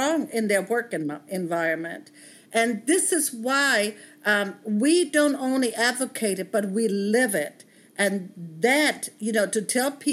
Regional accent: Bavaria, Germany; moved away as an adult; now in United States; I grew up monoracial in Germany, in Bavaria

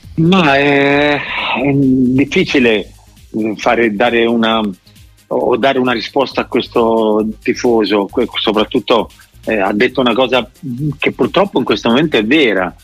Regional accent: Rome, Lazio, Italy; sono romano e ho giocato tanti anni a Roma

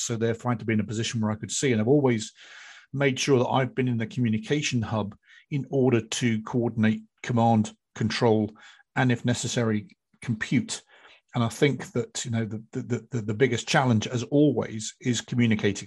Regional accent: United Kingdom; for us Brits

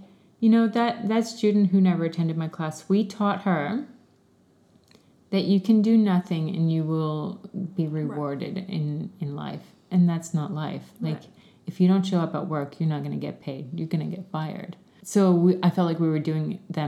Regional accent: Canada; moved away as an adult; I grew up in Canada, did my studies in Canada, and started teaching there

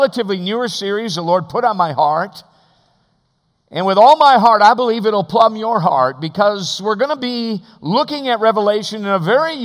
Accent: Alaska, United States; we are from Alaska, the great state of Alaska

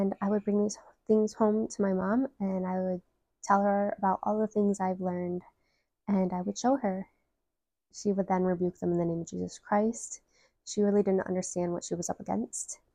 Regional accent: Detroit, Michigan, United States; I am from Metro Detroit, Michigan

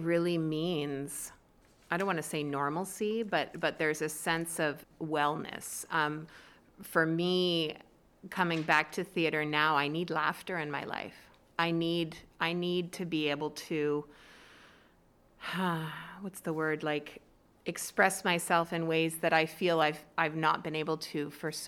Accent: Lindsay, Ontario, Canada; moved away; moving back to my hometown, so I was born and raised in the area, attended Ops Elementary

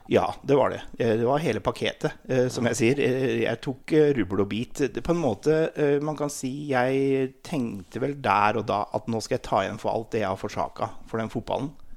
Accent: Sætre, Buskerud, Norway; jeg kommer fra Seter i Hurum, eller Hurumlandet som det heter, som er rett utenfor Oslo. Jeg er født og oppvokst

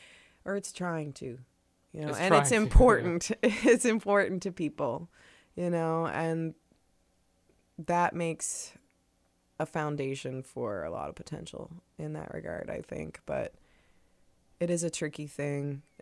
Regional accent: Truro, Nova Scotia, Canada; I'm originally from Truro, and I'm living there now, and I commute all over the place.

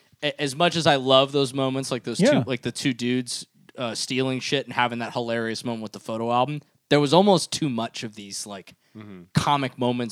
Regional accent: United States; One, we're American, right?

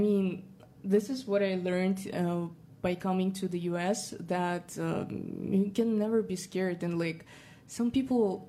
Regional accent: Kazakhstan; accent: more Russian; English is a second language; now in United States

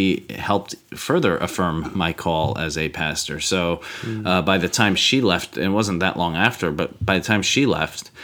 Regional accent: United States; I'm American

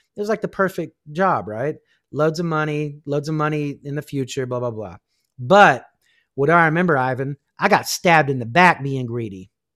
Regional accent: Kansas, United States; I grew up in Kansas

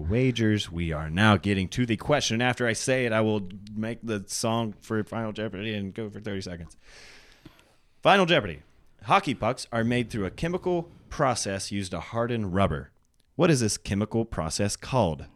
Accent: Gallipolis, Ohio, United States; my hometown of Gallipolis

